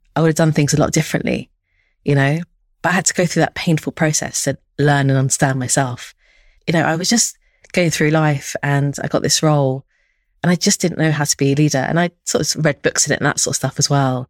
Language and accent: English; London, United Kingdom; also born or lived in Stockholm, Sweden; I grew up in Northwest London and Harrow